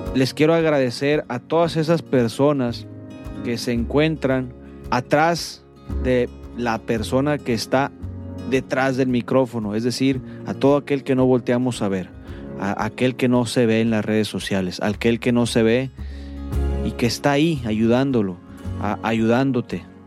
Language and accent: Spanish; Culiacán, Sinaloa, Mexico; now in Monterrey, Mexico; yo soy foráneo, soy de Culiacán y vengo a a Monterrey